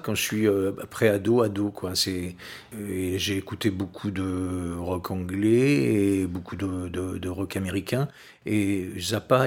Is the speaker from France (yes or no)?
yes; Saint-Pierre-d'Oléron, Nouvelle-Aquitaine, France; also born or lived in La Rochelle; je suis né ici, hein, je suis natif de Saint-Pierre